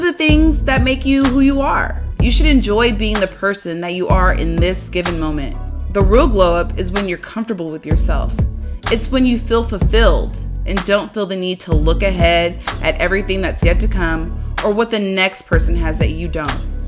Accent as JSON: {"language": "English", "town": "San Diego", "region": "California", "country": "United States", "tie": "born or raised there", "moved": "as an adult", "lives_now": "San Jose, United States", "said": "I moved from San Diego, my hometown, to my current home, San Jose"}